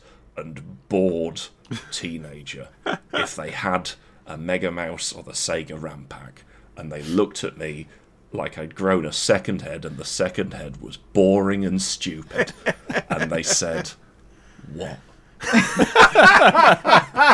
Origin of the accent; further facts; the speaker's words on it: Coventry, West Midlands, United Kingdom; growing up in Coventry